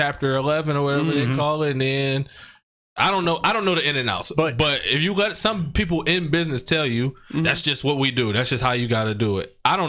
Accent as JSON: {"language": "English", "region": "Alabama", "country": "United States", "said": "The people that's in Alabama would still vote for me because I'm from Alabama."}